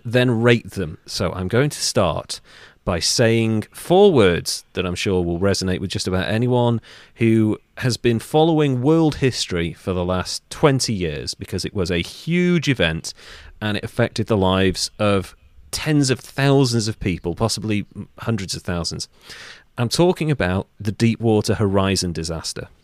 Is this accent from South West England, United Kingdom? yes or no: no; North Wales, United Kingdom; I'm from North Wales.